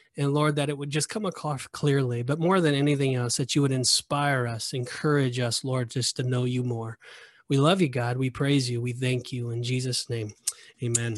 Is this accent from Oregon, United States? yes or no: no; Southern California, United States; I've never experienced the backcountry before 'cause I'm from Southern California